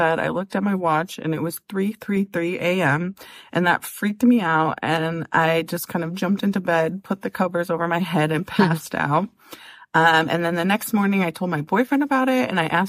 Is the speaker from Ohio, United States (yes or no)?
yes; Ohio, United States; We're from Ohio